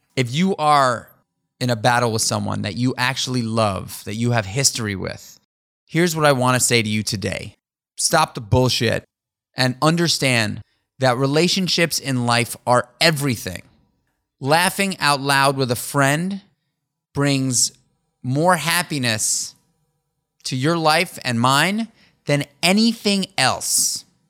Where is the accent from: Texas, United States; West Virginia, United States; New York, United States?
New York, United States; New York City; Daniel and I grew up together in New York City on the Upper East Side